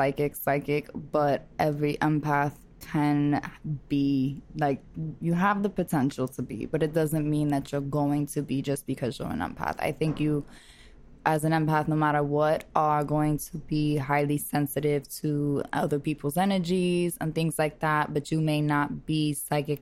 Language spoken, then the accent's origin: English; New York City, New York, United States; I am a girl from Brooklyn